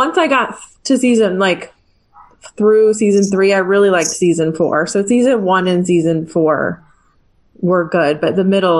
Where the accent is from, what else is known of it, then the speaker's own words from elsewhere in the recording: South Orange County, California, United States; I grew up in South Orange County.